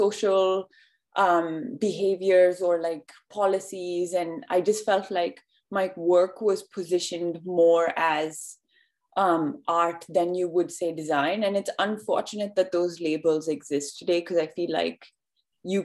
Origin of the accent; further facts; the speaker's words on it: India; moved away as an adult; now in New York, United States; I live and work out of New York right now, but I grew up in India